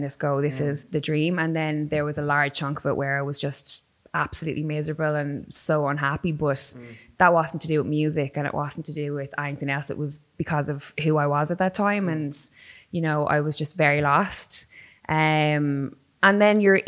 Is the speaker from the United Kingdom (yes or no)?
no; Waterford, Munster, Ireland; moved away as an adult; also born or lived in Dublin; I grew up in Waterford. And then I moved to Dublin when I was about 19